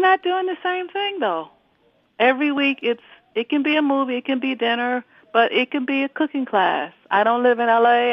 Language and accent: English; Florida, United States; I'm from Florida